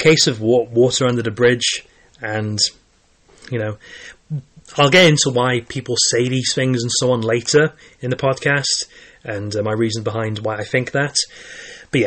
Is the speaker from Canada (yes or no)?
no; Caerphilly, Wales, United Kingdom; I was born in Wales, and I've lived in Wales all my life